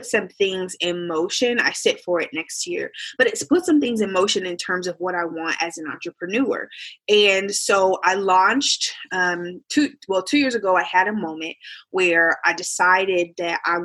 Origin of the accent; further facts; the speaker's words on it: Indianapolis, Indiana, United States; I'm from Indianapolis, Indiana